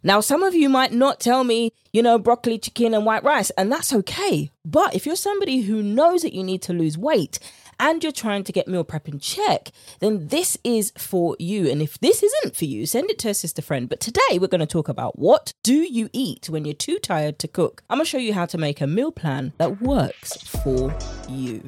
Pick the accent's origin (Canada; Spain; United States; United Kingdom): United Kingdom; accent: British; my British accent